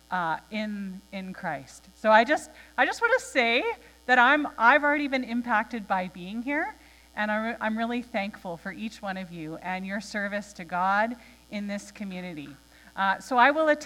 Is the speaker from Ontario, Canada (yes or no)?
no; Nanaimo, British Columbia, Canada; moved away; I am an island girl. Okay? I grew up in Nanaimo